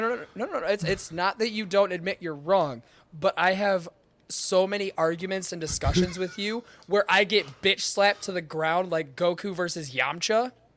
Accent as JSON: {"language": "English", "region": "Michigan", "country": "United States", "said": "I am from Michigan."}